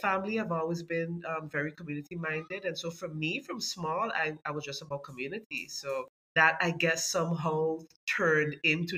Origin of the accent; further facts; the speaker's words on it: Sint Maarten; I grew up in Cahill, and back in the 90s, it really felt like a community